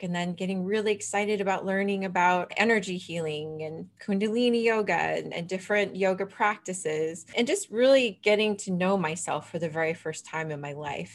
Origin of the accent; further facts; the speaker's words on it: Vancouver, British Columbia, Canada; I'm from Vancouver, BC